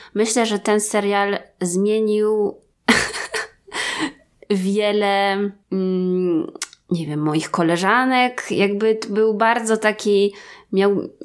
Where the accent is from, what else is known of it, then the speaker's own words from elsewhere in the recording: Wrocław, Lower Silesian Voivodeship, Poland; my z Wrocławia